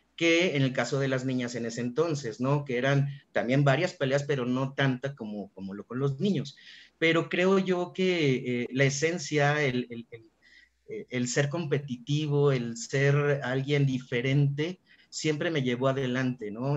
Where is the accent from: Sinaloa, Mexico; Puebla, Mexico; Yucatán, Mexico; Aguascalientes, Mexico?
Aguascalientes, Mexico; yo soy originario de Aguascalientes